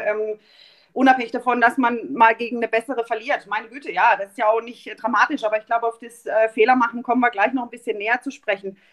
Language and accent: German; Mahlberg, Baden-Württemberg, Germany; also born or lived in Offenburg; ich bin in Malberg groß geworden